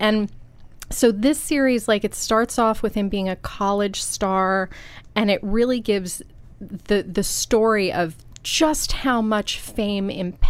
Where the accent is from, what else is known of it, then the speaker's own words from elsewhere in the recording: Buffalo, New York, United States; moved away; also born or lived in North Carolina; I grew up in Buffalo